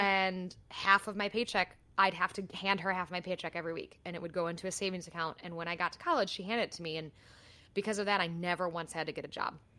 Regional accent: United States

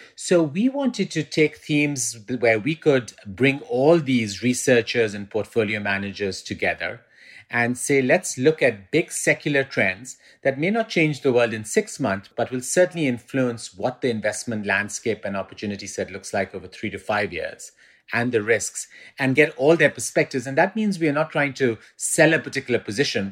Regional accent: Pakistan; also born or lived in England; now in New York, United States; I spent about forty percent of my life growing up in Pakistan, then spent the next twenty percent in the U K, in England, and then I've been in New York since about

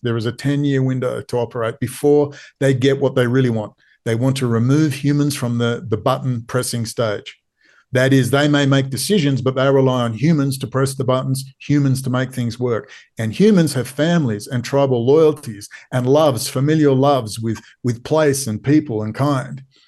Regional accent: Perth, Western Australia, Australia; I am from Perth.

